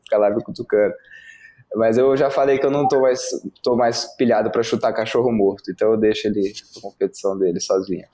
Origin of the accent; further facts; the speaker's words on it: Brasília, Federal District, Brazil; eu sou de Brasília